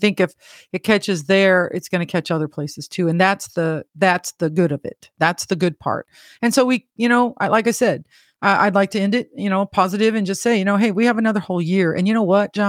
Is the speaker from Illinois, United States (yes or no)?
yes; Illinois, United States; moved away; I was born and raised in Illinois.